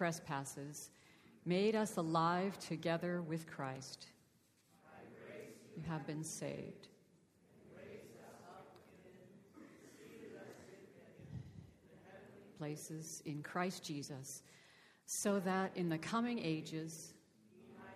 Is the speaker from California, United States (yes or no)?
no; Boston, Massachusetts, United States; I was born and raised in the Church of the Nazarene here in the Boston area